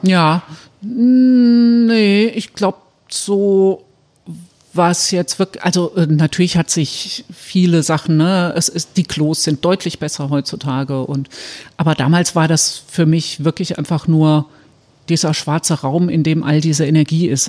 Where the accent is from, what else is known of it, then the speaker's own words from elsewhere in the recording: Saarbrücken, Saarland, Germany; in Saarbrücken, wo ich herkomme